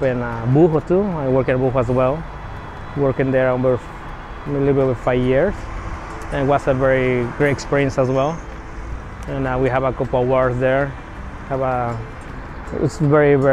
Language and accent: English; Mexico; also born or lived in Arizona; now in United States; I'm from Mexico, and my mom is very old school, and she started teaching me about food